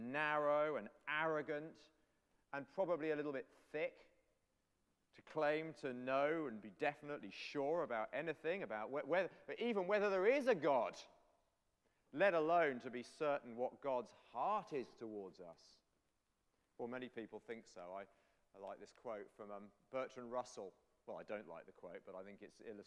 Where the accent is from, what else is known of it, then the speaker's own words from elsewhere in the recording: England, United Kingdom; I'm English